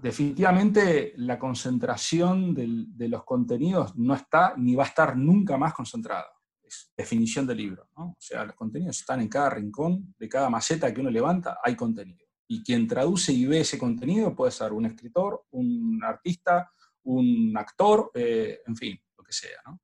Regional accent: Argentina; lo que usamos acá en Argentina

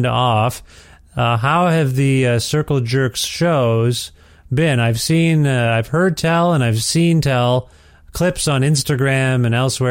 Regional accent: Ontario, Canada; moved away as an adult; I'm from Ontario, and that's where I lived until we moved here a couple of years ago

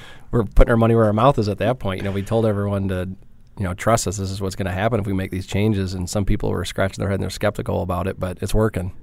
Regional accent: Trenton, Michigan, United States; accent: Midwest; moved away; I grew up in Detroit, uh, just south, small town called, uh, Trenton.

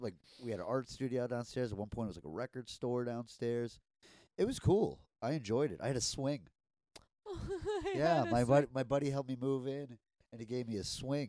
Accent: New York, United States; I grew up in New York

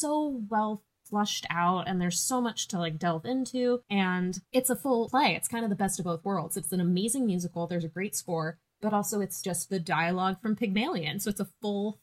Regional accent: Laguna Beach, California, United States; now in Christchurch, New Zealand; The city I grew up in, Laguna Beach, is very heavy into the arts

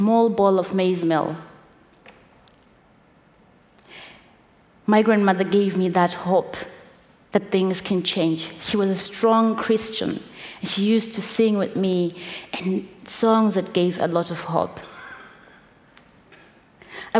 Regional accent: Zimbabwe; coming from where I come from Zimbabwe, with the background that I have of growing up in Zimbabwe

